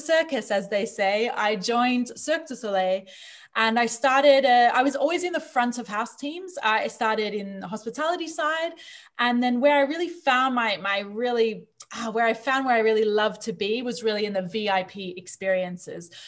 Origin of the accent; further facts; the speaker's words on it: Australia; moved away; also born or lived in New Zealand; I grew up in Australia.